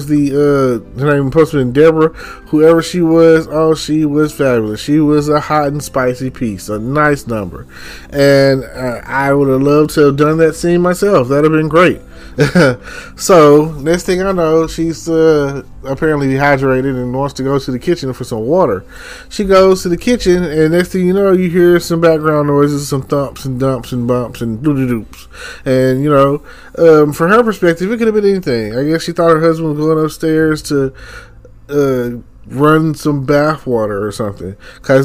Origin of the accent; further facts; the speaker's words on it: Texas, United States; I'm from Texas